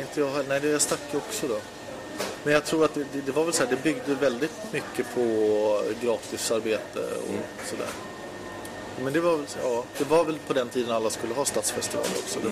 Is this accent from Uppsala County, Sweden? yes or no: yes; Uppsala, Uppsala County, Sweden; när jag växte upp i Uppsala